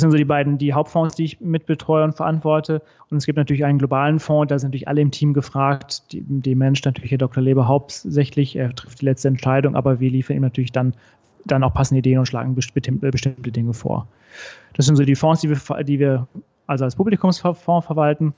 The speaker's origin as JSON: {"language": "German", "town": "Recklinghausen", "region": "North Rhine-Westphalia", "country": "Germany", "tie": "born or raised there", "moved": "as an adult", "lives_now": "Frankfurt, Germany", "said": "Bin gebürtig aus dem Ruhrgebiet, also äh, im Recklinghausen geboren, zwischen Dortmund und Bochum"}